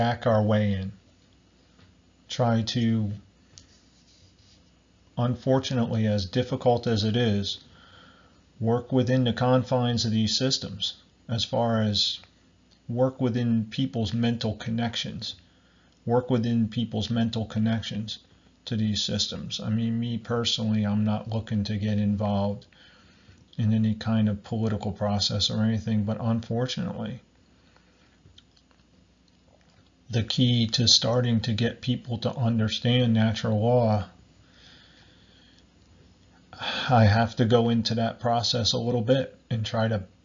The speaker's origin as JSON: {"language": "English", "town": "Barnegat Township", "region": "New Jersey", "country": "United States", "said": "I'm from America, New Jersey, Southern Ocean County, Barnegat Township"}